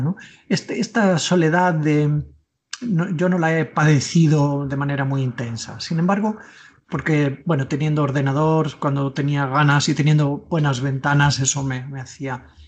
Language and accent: Spanish; Tordesillas, Castile and León, Spain; colegio de mi pueblo, yo soy de Tordesillas, Valladolid